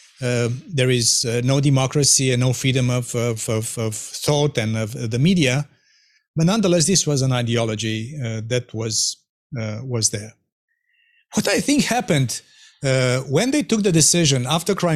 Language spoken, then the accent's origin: English; Romania; my home country, Romania